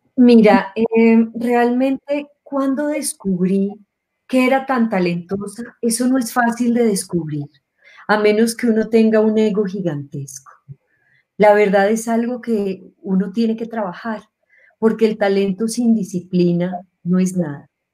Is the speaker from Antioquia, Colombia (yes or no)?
yes; Medellín, Antioquia, Colombia; moved away; Nací en Medellín hace muchos años.